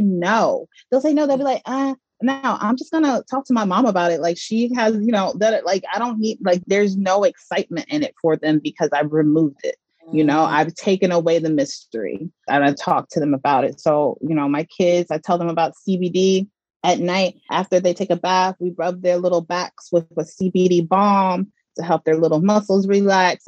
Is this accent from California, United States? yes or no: no; Georgia, United States; moved away as an adult; also born or lived in Mississippi / New York; now in Los Angeles, United States; I was born in Mississippi and partially mm. raised there. I also grew up in Georgia. I went to middle school, high school, and I also attended Georgia State University for college.